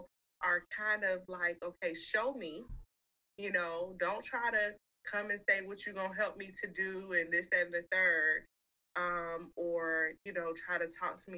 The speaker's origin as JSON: {"language": "English", "town": "Atlanta", "region": "Georgia", "country": "United States", "tie": "born or raised there", "said": "I grew up on the South Side."}